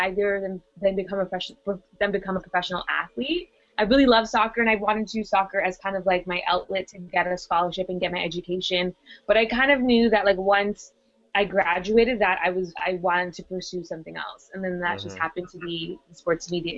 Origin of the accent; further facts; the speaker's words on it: Toronto, Ontario, Canada; I'm from Toronto. I'm Canadian, but I have Trinidadian descent